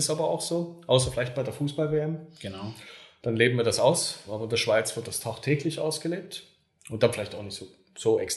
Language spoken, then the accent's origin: German; Germany; Und für uns als Deutsche, ja, kommt das dann gar nicht